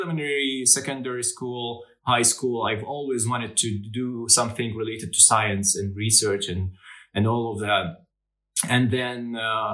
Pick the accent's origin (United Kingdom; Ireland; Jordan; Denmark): Jordan; I come from Jordan, and in Jordan, the average that you get, the GPA that you get, dictates what kind of major you will enroll